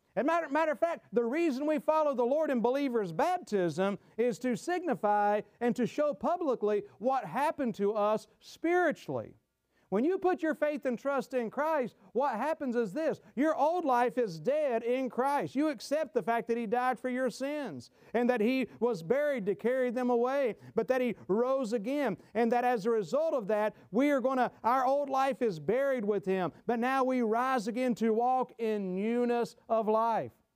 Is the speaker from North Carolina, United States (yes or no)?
yes; Gastonia, North Carolina, United States; my hometown, Gastonia, North Carolina